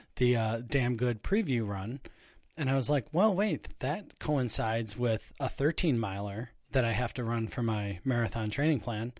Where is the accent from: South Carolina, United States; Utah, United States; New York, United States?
New York, United States; Buffalo; I, I grew up in Buffalo